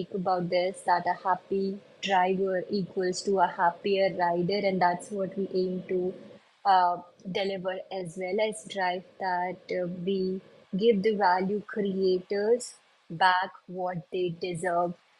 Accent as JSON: {"language": "English", "country": "India", "also_born_or_lived": "Dubai", "said": "where I come from India, a very small town in India."}